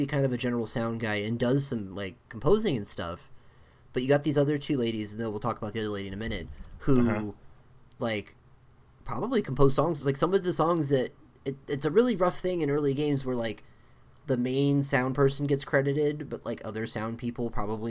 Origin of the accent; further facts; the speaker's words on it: Tokyo, Japan; I'm from Tokyo.